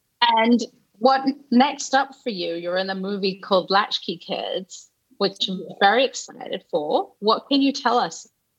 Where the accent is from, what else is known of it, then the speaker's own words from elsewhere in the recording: United Kingdom; I'm British